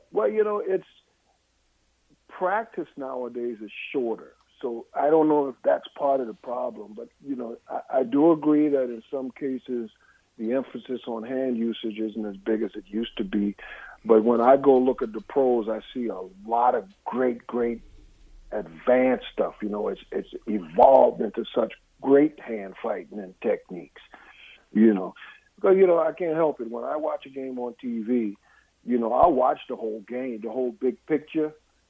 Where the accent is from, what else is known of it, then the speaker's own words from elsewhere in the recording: East Coast, United States; growing up on the East Coast, you got an East Coast team